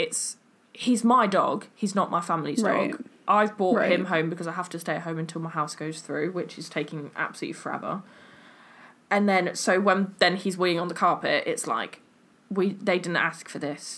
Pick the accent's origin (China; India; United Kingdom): United Kingdom; England